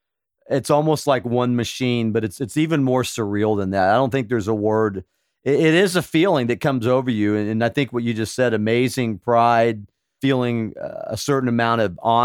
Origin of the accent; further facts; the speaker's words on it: Stuttgart, Baden-Württemberg, Germany; born there; I was born in Stuttgart.